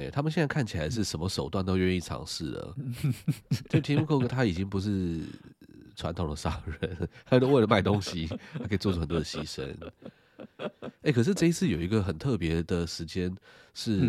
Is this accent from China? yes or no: no; Taiwan; 对对对，我们台湾人英文没有特别好